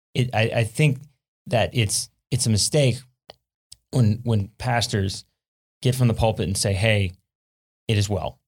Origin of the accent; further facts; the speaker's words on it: South Louisiana, United States; I'm from South Louisiana, and one thing we deal with a lot in South Louisiana is hurricanes